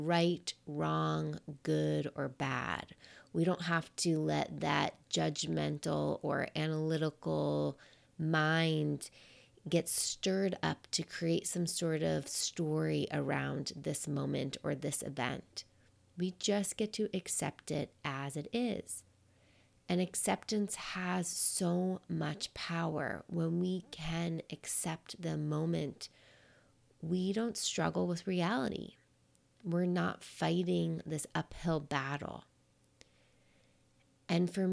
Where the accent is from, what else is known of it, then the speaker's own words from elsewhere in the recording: New York, United States; I'm a New Yorker.